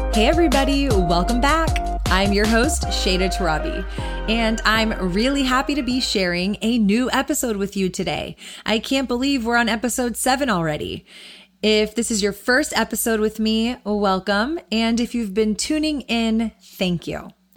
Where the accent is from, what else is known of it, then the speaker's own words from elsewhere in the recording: Austin, Texas, United States; born raised in Austin, growing up in Texas